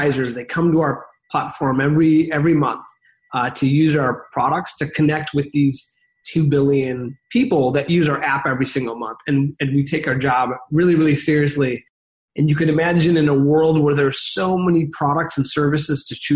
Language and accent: English; Chicago, Illinois, United States; now in San Francisco, United States; I grew up in the Midwest in Chicago, Illinois